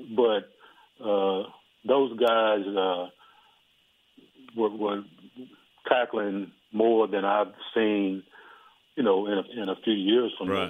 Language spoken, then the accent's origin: English; Dallas, Texas, United States; also born or lived in Houston, Texas; I was born in Parkland Hospital